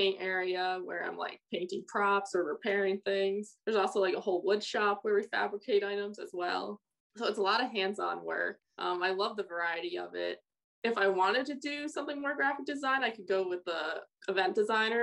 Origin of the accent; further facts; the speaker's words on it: Connecticut, United States; also born or lived in Miami, United States; now in Las Vegas, United States; growing up in Connecticut